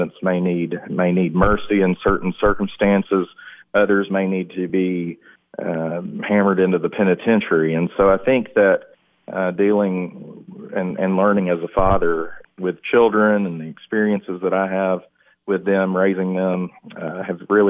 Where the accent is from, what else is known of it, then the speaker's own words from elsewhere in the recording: McMinnville, Tennessee, United States; I grew up in McMinnville, moved there after seventh grade, went to Morrison Elementary School, graduated from Warren County High School